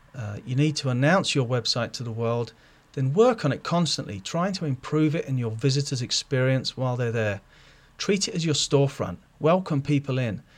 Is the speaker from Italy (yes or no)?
no; London, United Kingdom; now in Ohio, United States; I'm originally from London, England, but I've moved out here in nineteen ninety-four